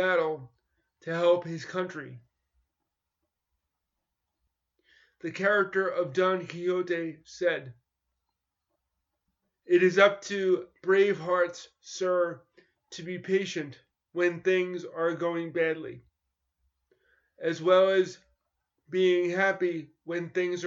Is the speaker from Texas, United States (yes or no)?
no; New York, United States; I grew up in New York in competitive schools where it was mainstreamed in the 1970s and 1980s